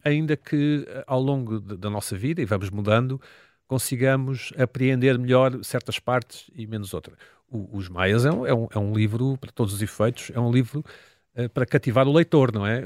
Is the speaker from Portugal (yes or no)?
yes; Portugal; somos portugueses que estão em Portugal em 2023